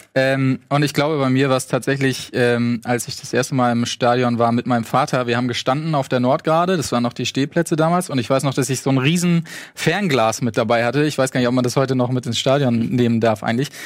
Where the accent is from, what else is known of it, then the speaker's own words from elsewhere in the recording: Blender, Lower Saxony, Germany; moved away; bin ursprünglich aus der Nähe von Pferden an der Aller